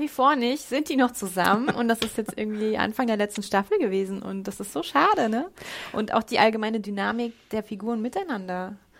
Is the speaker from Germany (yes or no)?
yes; Germany; als Deutsche